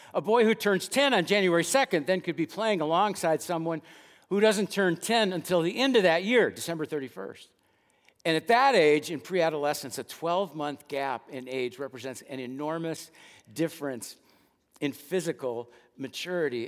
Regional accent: Dallas, Texas, United States; the church where I grew up attending in West Dallas

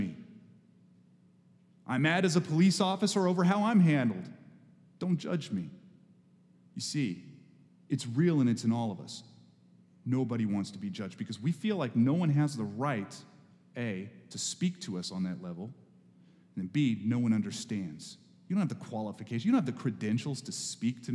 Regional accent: Texas, United States; moved away; I grew up in Texas

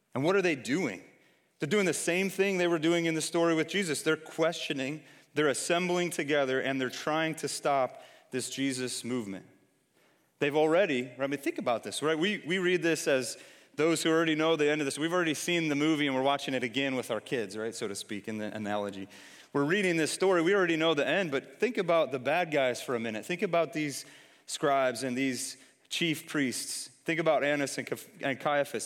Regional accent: Detroit, Michigan, United States; moved away; I'm from Detroit originally.

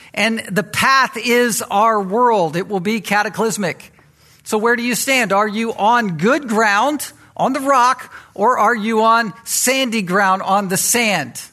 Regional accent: Virginia Beach, Virginia, United States; I was raised in Virginia Beach in that environment.

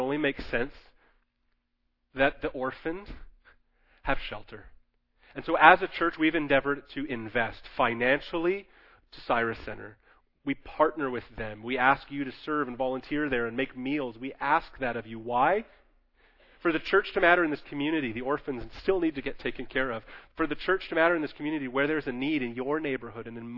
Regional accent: Canada; as Canadian Christians

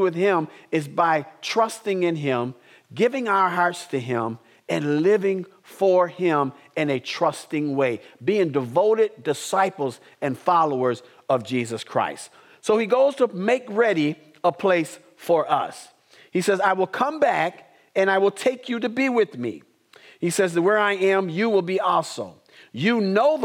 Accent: Madison, United States; as a kid, growing up in Madison, there were 8 people in our family

